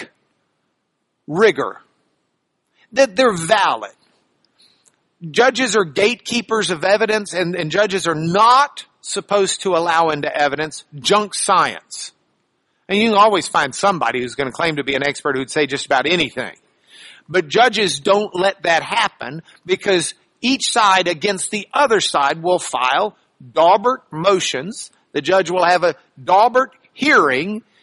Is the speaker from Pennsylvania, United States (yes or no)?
no; Lubbock, Texas, United States; I'm from Lubbock